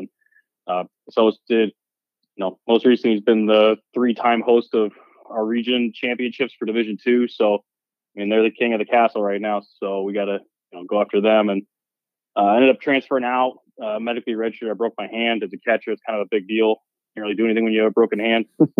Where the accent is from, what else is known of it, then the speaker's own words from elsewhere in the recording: the Northwest, Washington, United States; born and raised in the Northwest